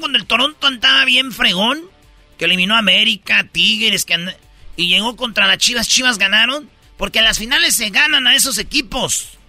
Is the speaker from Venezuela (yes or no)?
no; Mexico; yo soy mexicano